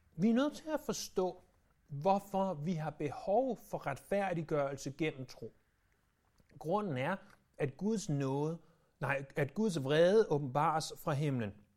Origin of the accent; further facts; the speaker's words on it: Denmark; vi som danskere